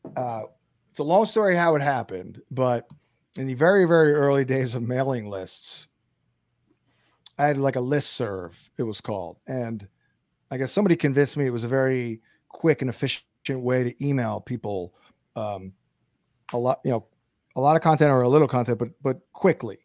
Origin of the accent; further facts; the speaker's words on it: Brooklyn, New York, United States; moved away; I'm actually from Brooklyn originally